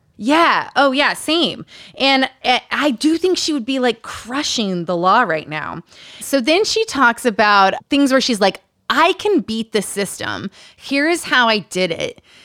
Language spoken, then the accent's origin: English; Utah, United States; Growing up in Utah